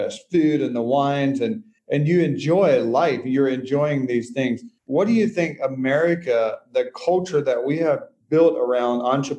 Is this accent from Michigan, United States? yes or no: no; Nashville, Tennessee, United States; I'm from Nashville, Tennessee